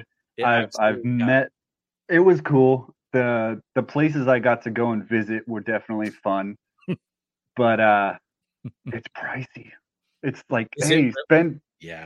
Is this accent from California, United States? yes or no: yes; Truckee, California, United States; Growing up in the Lake Tahoe, Truckee area, being mountains, lakes